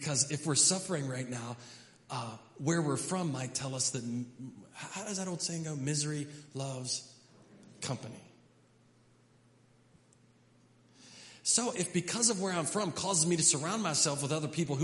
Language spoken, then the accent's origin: English; Hedgesville, West Virginia, United States; we're from America. And specifically, we're from Hedgesville